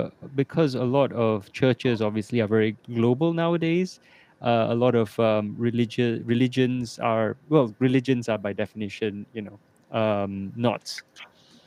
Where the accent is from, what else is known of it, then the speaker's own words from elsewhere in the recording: Singapore; now in Kuala Lumpur, Malaysia; I'm Singaporean